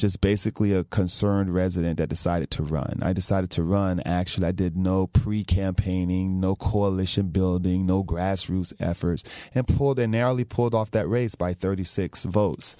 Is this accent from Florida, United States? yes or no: yes; Belle Glade, Florida, United States; I was born in South Florida, raised in Palm Beach County